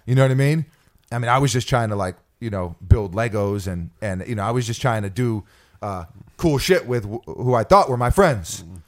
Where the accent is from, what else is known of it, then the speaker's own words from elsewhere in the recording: New York City, New York, United States; in New York City, we had our slang growing up